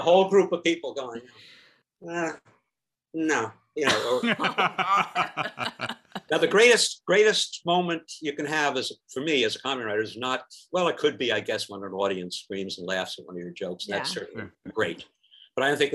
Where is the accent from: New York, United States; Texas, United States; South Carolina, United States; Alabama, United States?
New York, United States; moved away; I'm from New York